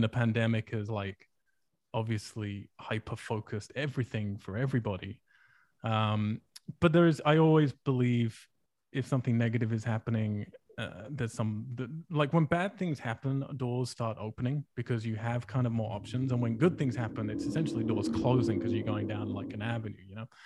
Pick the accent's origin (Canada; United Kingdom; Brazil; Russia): United Kingdom; England; moved away as an adult; now in United States; if I go back to England